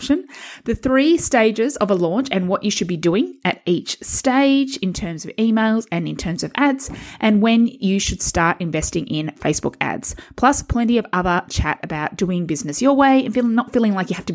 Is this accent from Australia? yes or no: yes; Perth, Western Australia, Australia; we're both from Perth